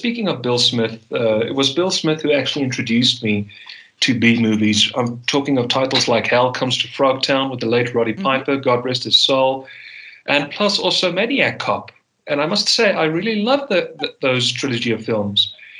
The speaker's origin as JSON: {"language": "English", "country": "South Africa", "accent": "Afrikaner", "said": "I thankfully, by the grace on high, shed my Afrikaner accent. I don't speak with an Afrikaner accent whatsoever."}